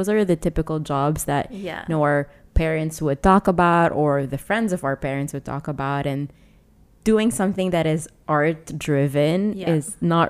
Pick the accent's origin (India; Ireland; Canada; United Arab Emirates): United Arab Emirates; Dubai; I'm from Dubai